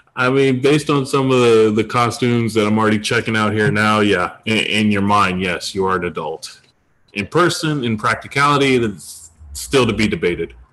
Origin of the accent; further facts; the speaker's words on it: Detroit, Michigan, United States; most of my life, I grew up in Detroit, Michigan.